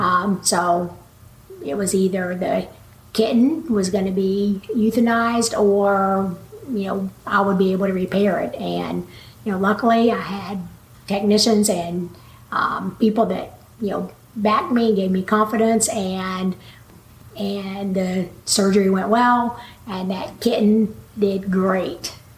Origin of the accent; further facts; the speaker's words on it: Waco, Texas, United States; now in Chico, United States; I grew up in Waco, Texas, and had four brothers and sisters